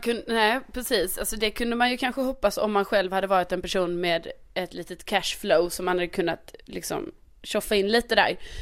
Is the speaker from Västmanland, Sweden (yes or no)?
no; Skåne, Sweden; also born or lived in Värmland